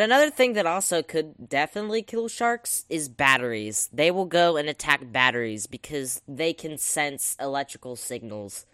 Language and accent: English; the South, United States; I am an American, in fact, and from the South as well